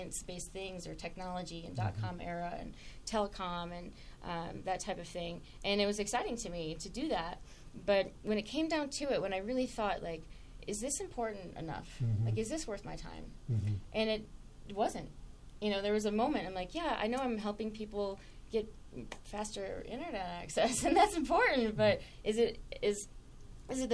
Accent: Saginaw, Michigan, United States; I grew up in Michigan in a relatively small town called Saginaw.

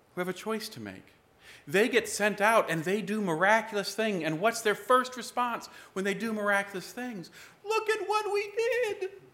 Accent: United States

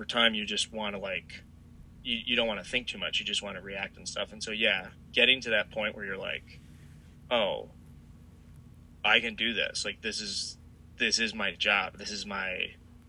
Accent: Chicago, Illinois, United States; growing up on the South Side, like, I went to a ton of Sox games

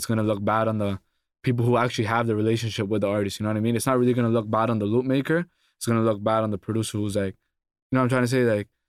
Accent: Toronto, Ontario, Canada; Oh, that's cool. It's like there's like a scene there right now, but it hasn't like fully blown up.

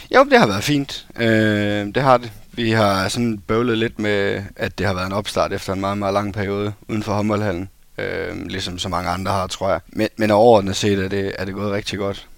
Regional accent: Esbjerg, Southern Denmark, Denmark; jeg er fra Esbjerg

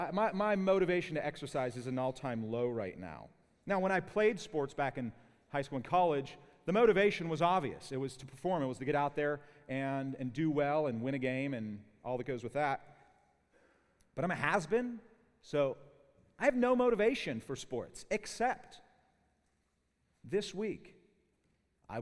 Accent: Pittsburgh, Pennsylvania, United States; accent: Pittsburgh; growing up in Pittsburgh

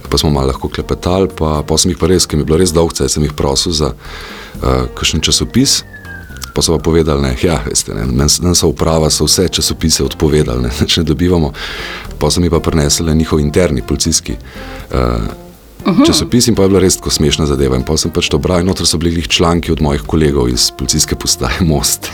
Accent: Slovenia; Slovenci smo

